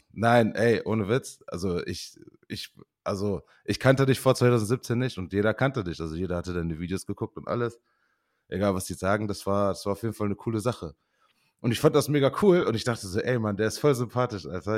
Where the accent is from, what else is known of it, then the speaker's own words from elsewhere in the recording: Osnabrück, Lower Saxony, Germany; moved away as an adult; also born or lived in Osterkappeln / Beaufort, South Carolina / Canada; ich bin in Osterkappeln geboren, komme echt aus Osnabrück. Ähm, bin dort auch groß geworden